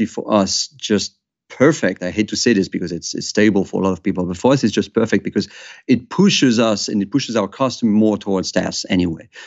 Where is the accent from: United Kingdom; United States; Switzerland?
Switzerland; we have a culture of secrecy in my home country in Switzerland